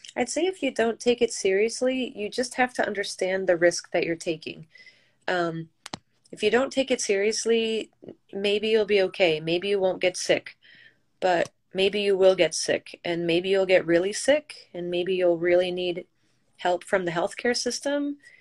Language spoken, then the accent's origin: English; Michigan, United States; also born or lived in New York City; I'm originally from Michigan